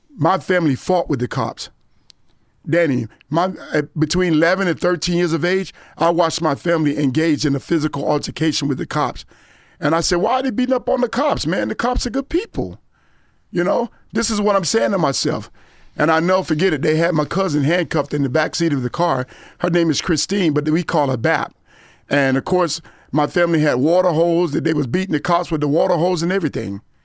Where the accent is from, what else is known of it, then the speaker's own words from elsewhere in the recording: Gifford, Florida, United States; also born or lived in Vero Beach, Florida / Fort Lauderdale, Florida; I was born in Vero Beach, but I grew up in Guilford, Florida, as well as Fort Lauderdale.